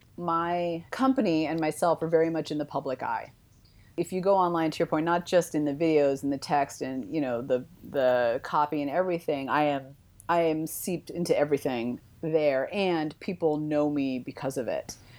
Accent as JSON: {"language": "English", "area": "East Bay", "region": "California", "country": "United States", "tie": "born or raised there", "moved": "yes", "lives_now": "Denver, United States", "said": "I grew up in the East Bay"}